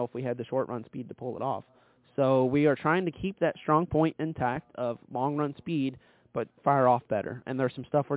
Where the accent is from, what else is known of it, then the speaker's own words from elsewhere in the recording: Kentucky, United States; I'm from Kentucky